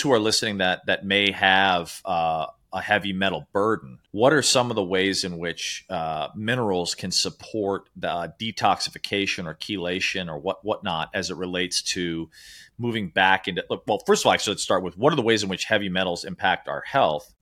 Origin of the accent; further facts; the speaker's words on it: Chicago, Illinois, United States; moved away; also born or lived in New York City / Sri Lanka; I grew up in Chicago, lived in New York City